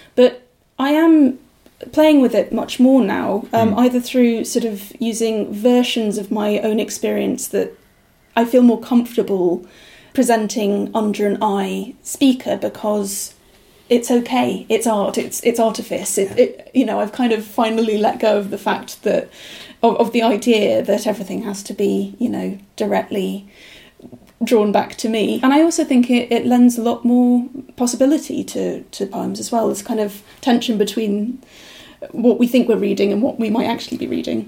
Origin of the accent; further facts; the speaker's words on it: Aberdeenshire, Scotland, United Kingdom; now in York, United Kingdom; I grew up in Aberdeenshire from the age of one. My parents were English